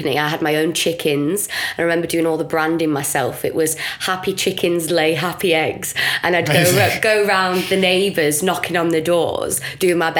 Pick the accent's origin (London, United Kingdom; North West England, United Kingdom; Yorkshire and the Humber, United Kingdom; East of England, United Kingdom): North West England, United Kingdom; Blackburn; I'm just from Blackburn